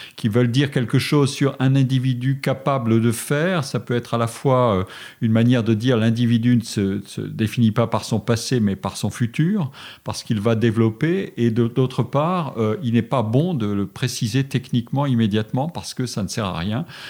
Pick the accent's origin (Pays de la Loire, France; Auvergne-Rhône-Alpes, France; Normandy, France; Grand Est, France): Grand Est, France; Forbach; moved away; je suis né en Lorraine, dans une ville de la frontière allemande qui s'appelait Forbach, et j'étais très heureux euh, à Forbach.